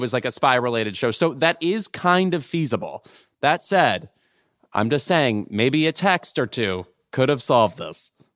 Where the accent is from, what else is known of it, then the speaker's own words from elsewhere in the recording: Lemont, Illinois, United States; my hometown in Lamont, Illinois